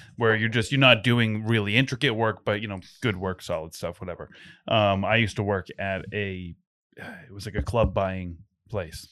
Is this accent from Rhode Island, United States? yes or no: yes; North Smithfield, Rhode Island, United States; I'm from North Smithfield.